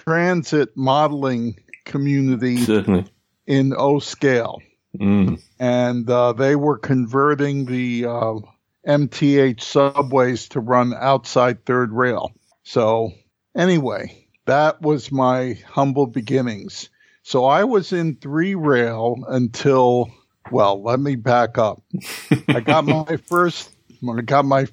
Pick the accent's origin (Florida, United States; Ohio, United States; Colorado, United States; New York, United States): New York, United States; New York City; a kid growing up in New York City, which is what I was back then